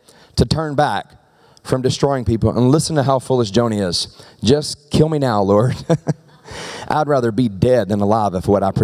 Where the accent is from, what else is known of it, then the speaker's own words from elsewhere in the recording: the South, United States; now in Medford, United States; I'm from the South